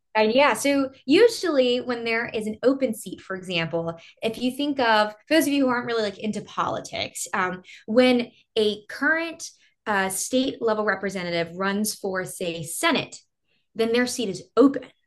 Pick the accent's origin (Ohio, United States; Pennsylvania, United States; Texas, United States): Texas, United States; I grew up in a really small town.